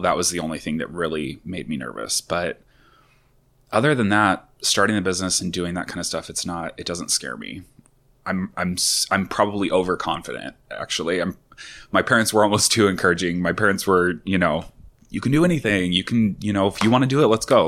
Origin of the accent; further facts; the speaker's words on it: Sherwood, Oregon, United States; also born or lived in Tualatin, Oregon; We're a gay couple, and I grew up in Sherwood